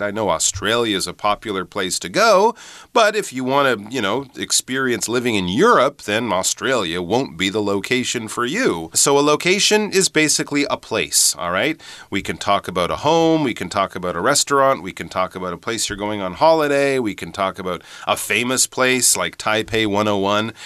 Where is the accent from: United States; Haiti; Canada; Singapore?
Canada; moved away; also born or lived in United Kingdom; I'm from Canada